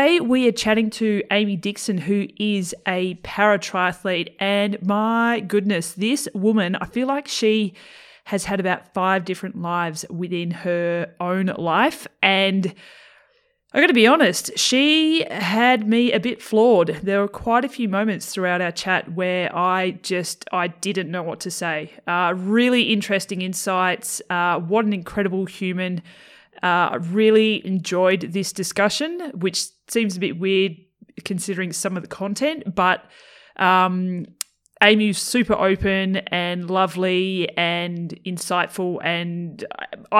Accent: Tasmania, Australia; moved away; I'm originally from Tassie.

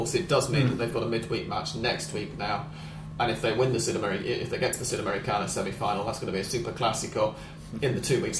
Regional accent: England, United Kingdom; now in Argentina; we're both English

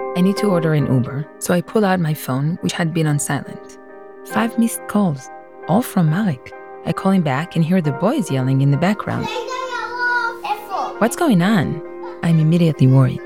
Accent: Jerusalem, Jerusalem District, Israel; moved away as an adult; now in San Diego, United States; I was born there

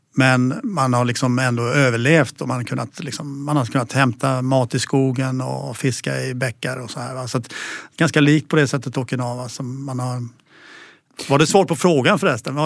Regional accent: Kalmar, Kalmar County, Sweden; jag är uppväxt i Kalmar

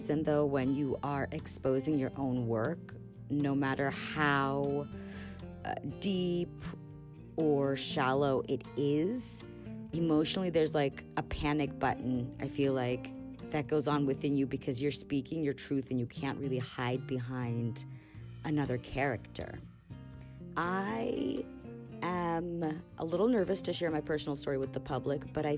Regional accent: Los Angeles, California, United States; I'm from Los Angeles, California

